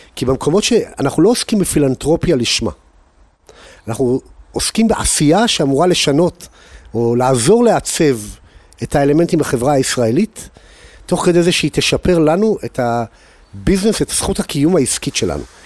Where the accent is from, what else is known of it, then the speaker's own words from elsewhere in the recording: Holon, Tel Aviv District, Israel; moved away as an adult; also born or lived in United States; תעודת הזהות שלי תראה שנולדתי בחולון